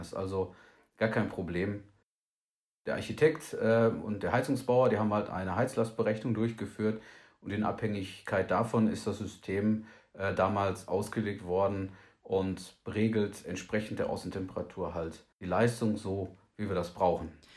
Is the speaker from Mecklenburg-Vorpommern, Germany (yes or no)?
no; Hagen, North Rhine-Westphalia, Germany; in Hagen in Nordrhein-Westfalen. Ähm, das ist meine Heimatstadt